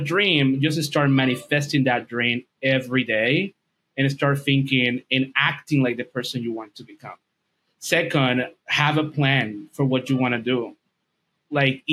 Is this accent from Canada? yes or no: no; Dominican Republic; English is a second language; I'm from Dominican Republic. English is not my first language.